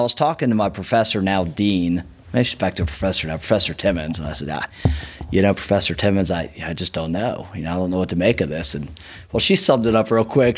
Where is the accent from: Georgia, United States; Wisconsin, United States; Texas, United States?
Georgia, United States; Marietta; I grew up in East Cobb, Marietta